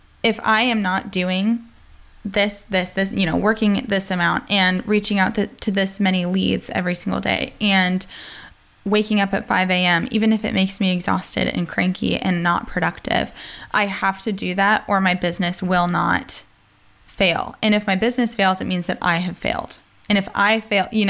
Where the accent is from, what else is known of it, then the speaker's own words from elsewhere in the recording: United States; accent: a little bit of Southern accent; now in North Carolina, United States; I am American.